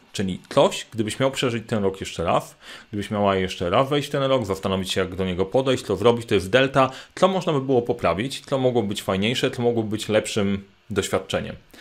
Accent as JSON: {"language": "Polish", "town": "Sandomierz", "region": "Świętokrzyskie Voivodeship", "country": "Poland", "tie": "born or raised there", "said": "Sandomierz, czyli moje rodzinne miasto"}